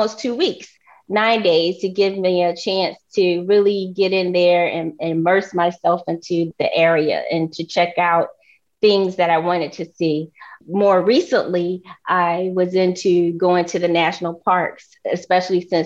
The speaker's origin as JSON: {"language": "English", "region": "Virginia", "country": "United States", "tie": "born or raised there", "moved": "yes", "lives_now": "Washington, D.C., United States", "said": "I grew up in Virginia"}